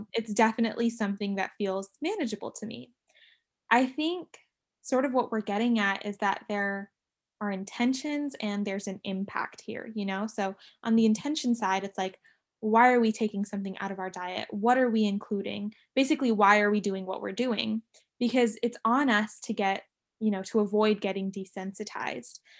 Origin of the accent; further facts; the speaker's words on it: San Diego, California, United States; born and raised in San Diego